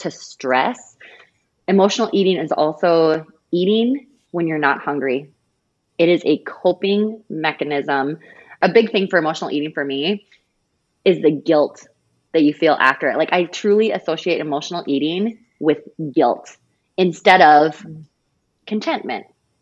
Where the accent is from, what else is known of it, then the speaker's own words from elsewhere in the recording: South Dakota, United States; I'm from South Dakota. Everywhere is 15 minutes